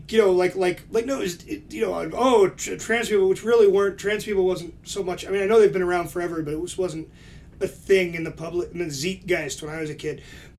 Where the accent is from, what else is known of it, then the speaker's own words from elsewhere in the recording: East Coast, United States; when we grew up on the East Coast, where diversity really was like there's people from everywhere.